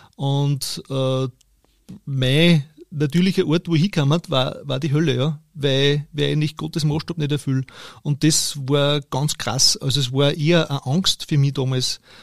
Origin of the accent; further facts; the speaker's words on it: Steyr, Upper Austria, Austria; Ich bin in Steyr geboren, und in der Nähe aufgewachsen